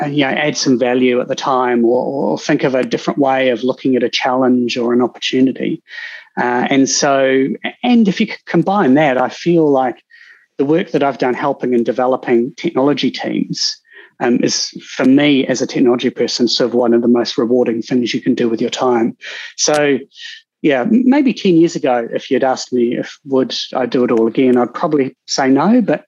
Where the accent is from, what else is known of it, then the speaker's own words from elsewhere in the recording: Cambridge, East of England, United Kingdom; actually, I grew up in Cambridge. I was going to be an equestrian vet, look after horses.